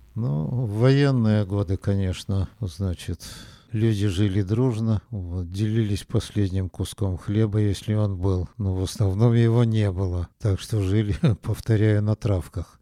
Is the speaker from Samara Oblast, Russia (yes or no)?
no; Nizhny Tagil, Sverdlovsk Oblast, Russia; Жили мы в землянке в городе Нижнем Тагиле